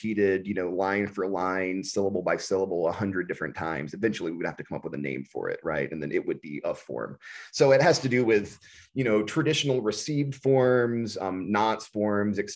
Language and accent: English; the South, United States; moved away as an adult; also born or lived in Texas; now in Midwest, United States; We grew up in the South, and though we never, you know, we didn't stay there for long into our adulthood. I left the South when I was in my mid-20s